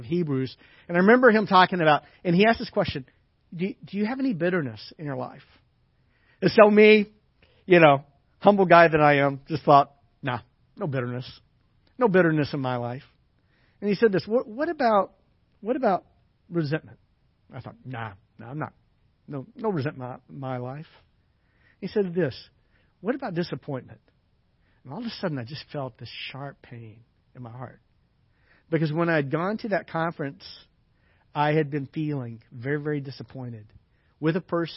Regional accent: the South, United States; moved away; I grew up in the South

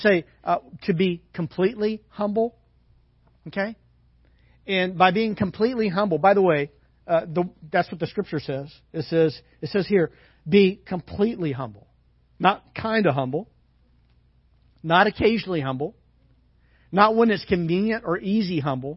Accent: the South, United States; moved away; I grew up in the South

